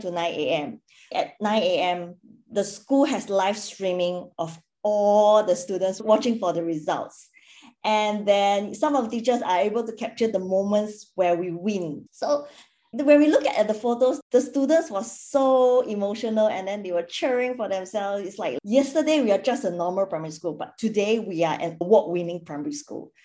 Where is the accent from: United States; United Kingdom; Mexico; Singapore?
Singapore; moved away as an adult; now in Perth, Australia; I'm originally from Singapore and previously worked in a corporate for 10 years. I have then relocated to Perth